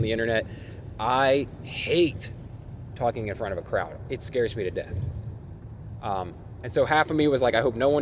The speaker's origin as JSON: {"language": "English", "town": "Springfield", "region": "Ohio", "country": "United States", "moved": "as an adult", "lives_now": "Columbus, United States", "said": "I'm from Springfield, Ohio, but it is where I currently reside and have for the past decade."}